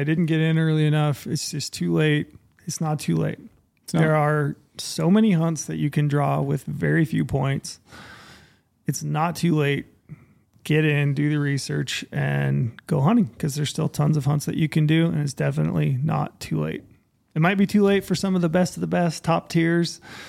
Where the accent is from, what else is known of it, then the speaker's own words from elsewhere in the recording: Utah, United States; Saw archery bison in my home state of Utah.